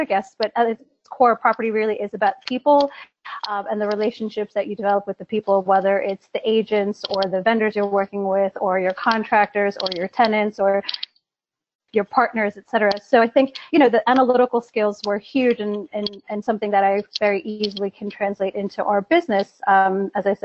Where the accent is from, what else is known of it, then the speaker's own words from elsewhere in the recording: New York, United States; moved away as an adult; now in London, United Kingdom; I'm American, a born and bred New Yorker